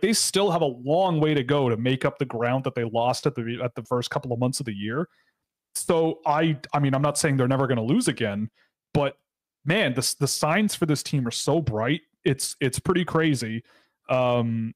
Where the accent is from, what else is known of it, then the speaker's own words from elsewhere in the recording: Canada; as a Canadian